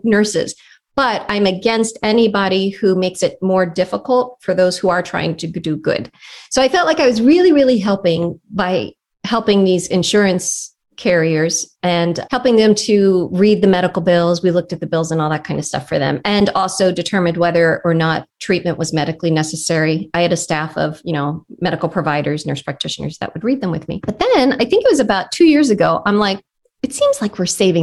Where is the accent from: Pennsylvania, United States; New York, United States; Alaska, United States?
Pennsylvania, United States; Philadelphia; moved away as an adult; now in Nashville, United States; the neighborhood in Philadelphia that I grew up in West Philadelphia, born and raised on the playground.